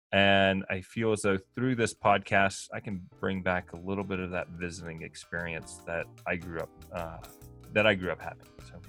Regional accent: the South, United States; now in Jackson Hole, United States; I grew up in the South.

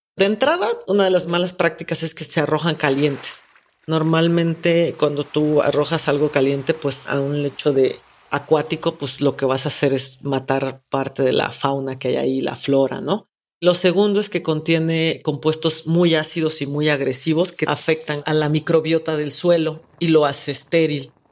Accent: Oaxaca, Mexico; soy oaxaqueña

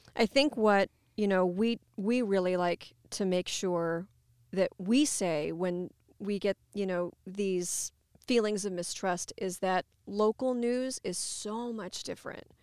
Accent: Ottumwa, Iowa, United States; also born or lived in Cedar Rapids, Iowa / Columbia, Missouri; I'm native to Iowa. I grew up in Ottumwa.

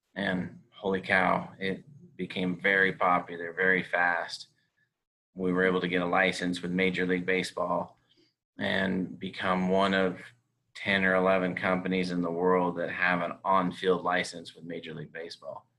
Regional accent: California, United States; moved away as an adult; now in Utah, United States; I grew up in California. I went to school in Utah. I now live in Utah.

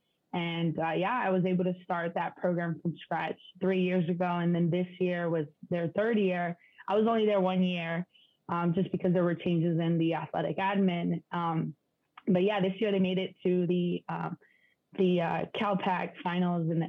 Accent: San Diego, California, United States; also born or lived in Mexico; my hometown in San Diego

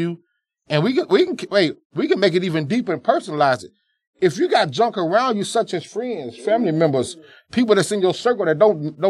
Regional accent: the South, United States; how we were raised in the South with the different upbringings.

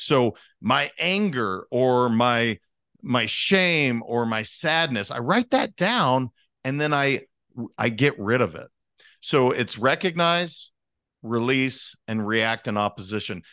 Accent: Montana, United States; I'm a kid from Montana.

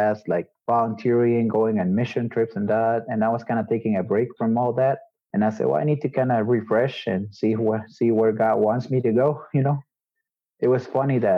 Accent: Guatemala; I was born and raised here in Guatemala

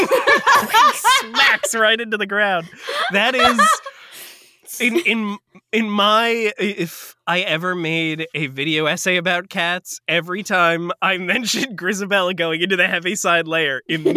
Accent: New York, United States; In the same way that, like, 9/11 and I'm a New Yorker, I can say this.

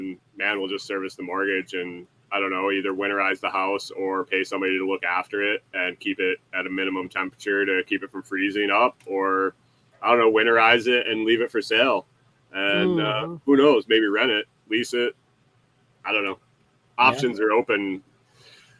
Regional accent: Western New York, United States; now in Minnesota, United States; I grew up in Western New York where it was pretty hilly, like Finger Lakes

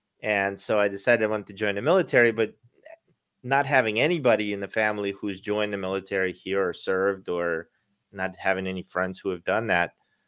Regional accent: Baltimore, Maryland, United States; moved away as an adult; also born or lived in Russia; now in Florida, United States; growing up in Baltimore, I'm a Baltimore Ravens fan, and so are my kids, but we moved to Florida.

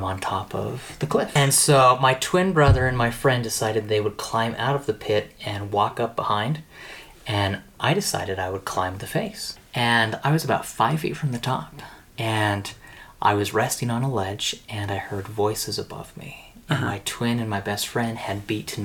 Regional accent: Pleasant View, Utah, United States; I grew up in Pleasant View, and we were right below Ben Lomond

